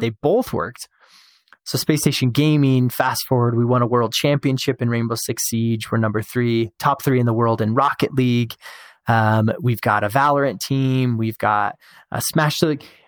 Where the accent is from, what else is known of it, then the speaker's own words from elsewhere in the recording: Show Low, Arizona, United States; now in Utah, United States; I was born and raised in Sholo